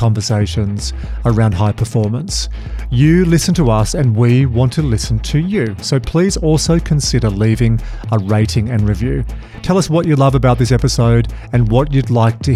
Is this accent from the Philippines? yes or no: no; Australia; as an Aussie